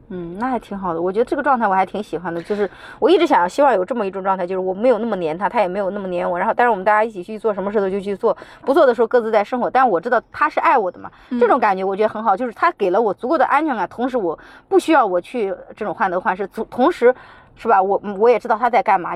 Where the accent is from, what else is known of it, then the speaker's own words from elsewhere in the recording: China; 我们中国人